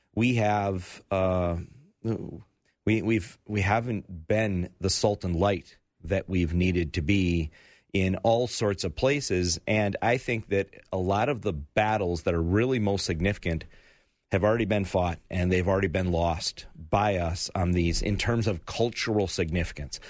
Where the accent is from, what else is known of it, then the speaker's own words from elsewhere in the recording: United States; I, I'm proud to be an American